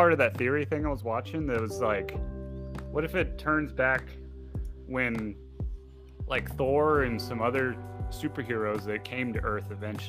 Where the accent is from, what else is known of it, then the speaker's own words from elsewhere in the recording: United States; I'm American